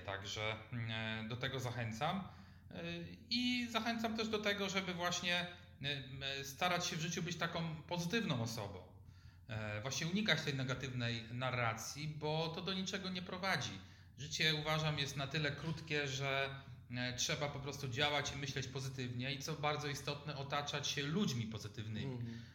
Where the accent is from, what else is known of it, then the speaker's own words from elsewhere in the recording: Lubań, Lower Silesian Voivodeship, Poland; Ja pochodzę z Lubania na Dolnym Śląsku